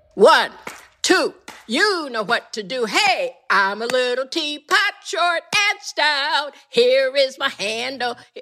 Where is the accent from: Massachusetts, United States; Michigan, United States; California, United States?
Michigan, United States; near Kalamazoo, rural; moved away as an adult; also born or lived in Kansas / Detroit / New York City; was born in Kansas, but I was raised in rural Michigan, 20 miles from Kalamazoo